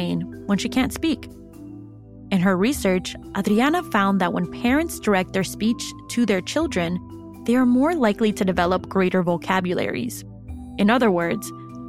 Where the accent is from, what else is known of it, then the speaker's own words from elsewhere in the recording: Waukegan, Illinois, United States; Growing up in Waukegan myself, I had to learn that not everyone was Mexican like my family